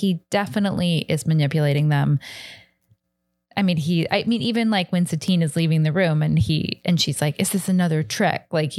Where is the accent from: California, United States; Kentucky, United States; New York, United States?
Kentucky, United States; moved away; And I was from Kentucky.